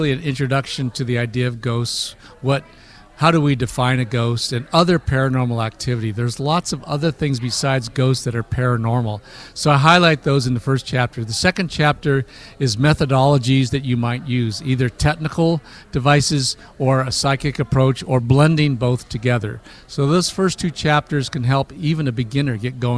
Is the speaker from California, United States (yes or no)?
yes; Alameda, California, United States; I grew up in Alameda